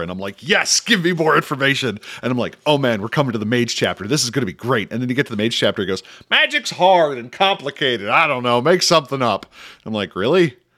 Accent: United States; as an American

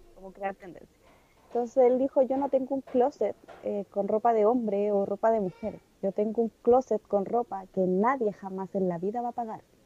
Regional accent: Chile; somos chilenos

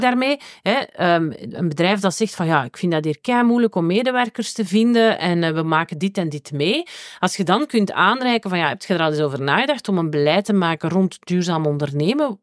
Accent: Tremelo, Flanders, Belgium; ik ben van Tremelo, wat dat het dorp naast Werchter is.

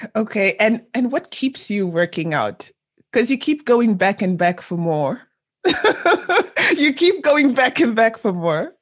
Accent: Zambia; my home country of Zambia

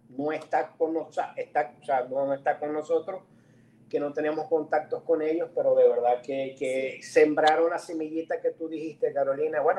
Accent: Maracaibo, Zulia, Venezuela; así somos los maracuchos.

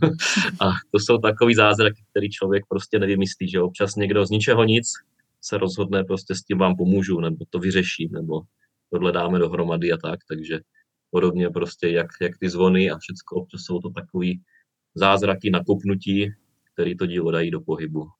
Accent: Czechia; moved away as an adult; now in Bulgaria; od nás České republiky

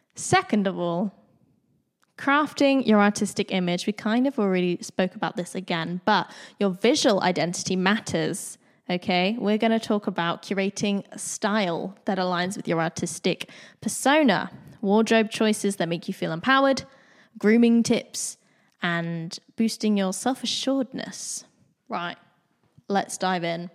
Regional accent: Bournemouth, South West England, United Kingdom; moved away as an adult; also born or lived in London; I grew up around Bournemouth, which is a small town in the U K

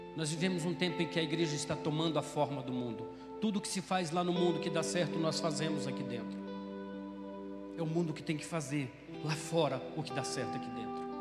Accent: Brazil; moved away as an adult; now in Ceará, Brazil; eu sou do Mato Grosso, Mato Grosso do Sul

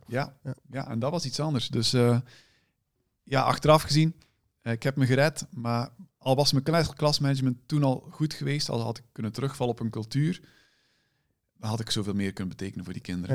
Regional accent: Moerbeke, Flanders, Belgium; moved away as an adult; also born or lived in Ghent, Belgium; now in Netherlands; ik kom oorspronkelijk uit Vlaanderen

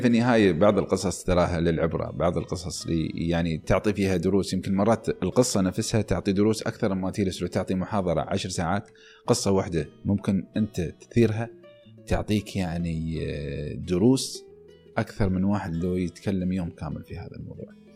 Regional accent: United Arab Emirates; نحن محظوظين في دولة مثل دولة الإمارات

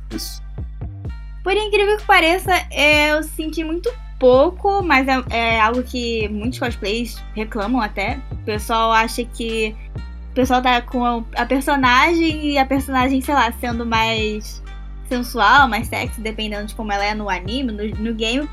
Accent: Rio de Janeiro, Brazil; Eu sou de Jacarepaguá.

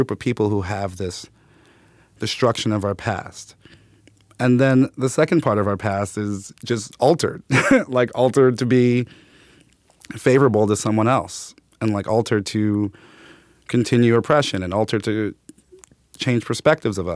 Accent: New York City, New York, United States; I grew up in Brooklyn. Bed-Stuy, then Clinton Hill.

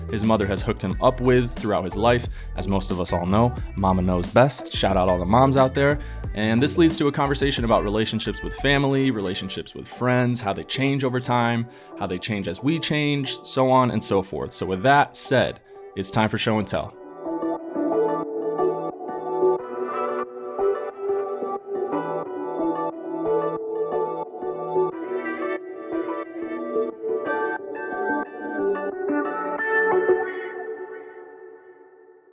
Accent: Glens Falls, Lake George, New York area, United States; moved away; also born or lived in Boston; when I tell them I'm from New York

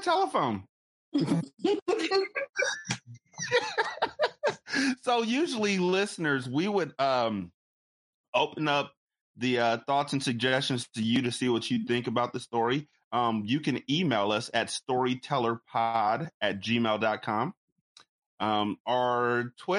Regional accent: Sacramento, California, United States; I was born and bred in Sacramento

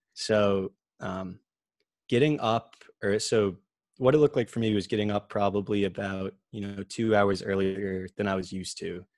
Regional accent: Medfield, Massachusetts, United States; I grew up in Medfield, like you said, uh, just straight through the public school system there

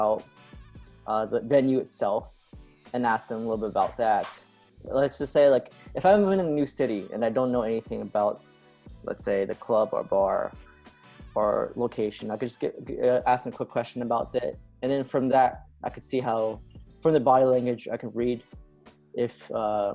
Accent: United States; I was born and raised in America.

